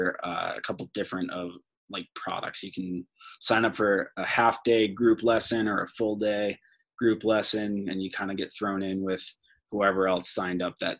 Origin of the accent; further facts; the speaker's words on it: Massachusetts, United States; moved away as an adult; also born or lived in Vermont; now in Jackson, United States; I grew up in Massachusetts